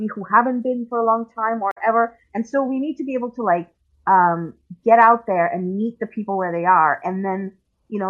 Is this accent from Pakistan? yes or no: yes; Pakistan; I am from Pakistan. I have family in Pakistan, and I speak the language